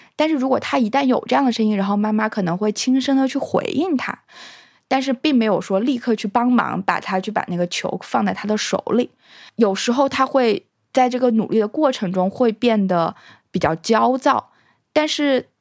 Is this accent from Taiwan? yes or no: no; China; moved away; 我小时候有想过，如果我没有生在中国，我有什么遗可遗憾的？